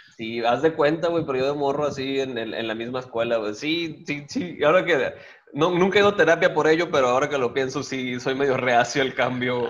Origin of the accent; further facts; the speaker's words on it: Guaymas, Sonora, Mexico; moved away as an adult; todo eso de nacer, hacerme y malcriarme, todo eso fue en el heroico puerto de Guaymas. Ahí nací en el 87